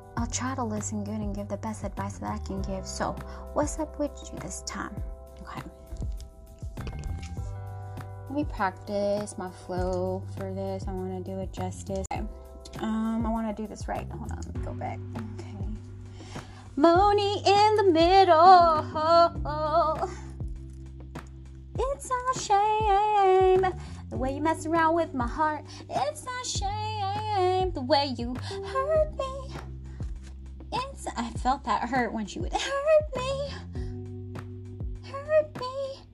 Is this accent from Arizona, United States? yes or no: no; Seattle, Washington, United States; I grew up in the heart of Seattle